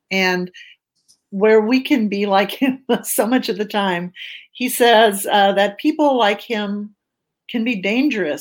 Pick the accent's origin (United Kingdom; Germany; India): Germany; now in United States; I was born in Germany. I lived in a little town. I'm a refugee, an immigrant to the United States.